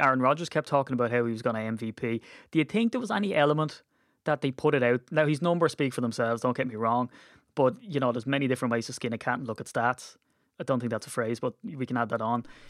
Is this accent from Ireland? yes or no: yes; Ireland; being Irish